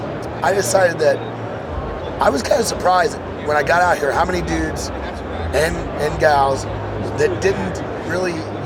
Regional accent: Missouri, United States; moved away as an adult; now in Missoula, United States; So we live in Montana now. So a little background, like I said, I come from Missouri

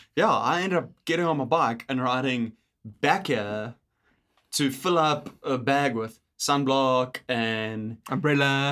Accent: South Africa; moved away as an adult; now in Canada; we're South African

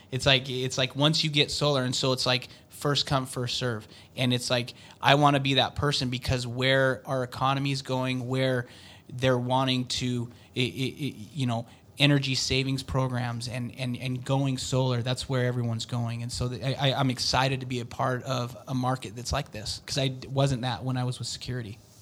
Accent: Utah, United States; I've lived in Utah my whole life. I mean, I've lived in different states and stuff, but I grew up in Utah

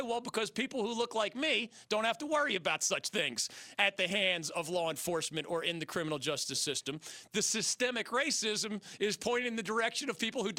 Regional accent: Philadelphia, Pennsylvania, United States; moved away as an adult; also born or lived in Miami; now in North Carolina, United States; my hometown of Philadelphia

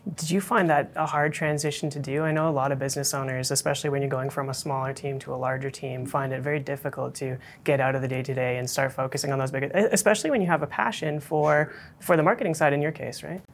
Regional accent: Calgary, Alberta, Canada; I grew up here in Calgary

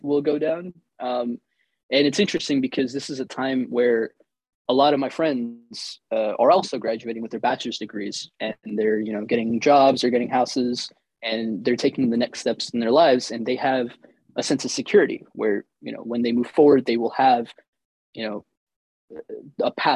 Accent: Florida, United States; also born or lived in India; I have grown up in the US. All of my memories have been here

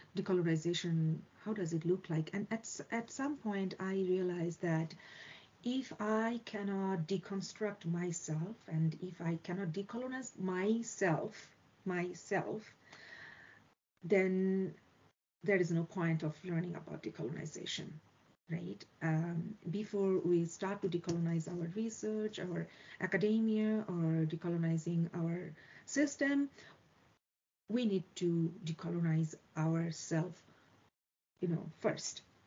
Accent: Bangladesh; moved away as an adult; also born or lived in Sweden / Norway / Toronto, Canada / Saskatoon, Canada; now in Canada; I born and brought up in Bangladesh and uh, left my home country at the age of 23

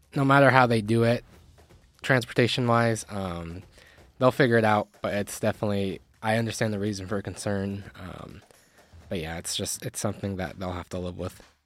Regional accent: Reno, Nevada, United States; my hometown

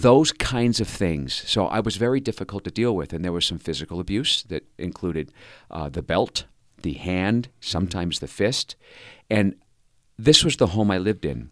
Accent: Cerritos, California, United States; also born or lived in Anaheim, California; I, grew up in Southern California. I was born in Anaheim, California, and I was raised in Cerritos

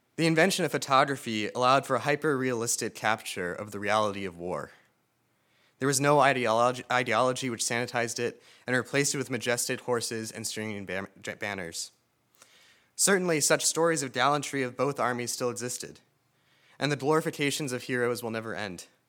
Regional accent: Frederick, Maryland, United States; Growing up in Frederick, Maryland

